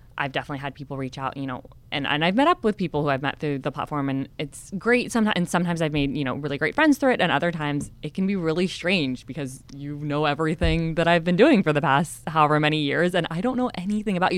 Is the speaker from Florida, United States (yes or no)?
no; California, United States; also born or lived in San Diego; growing up in California